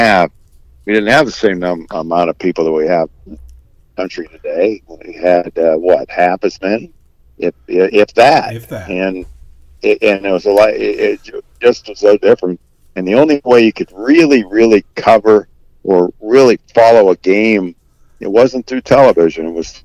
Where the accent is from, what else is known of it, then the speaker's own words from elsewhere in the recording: Warren, Ohio, United States; I grew up in Warren, Ohio, and our high school, Warren Harding, was a state power, one of the top 6, 7, 8 schools in the state of Ohio back in their heyday